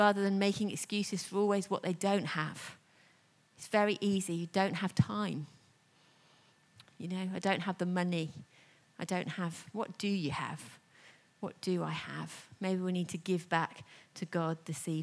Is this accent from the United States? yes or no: no; United Kingdom; we're very British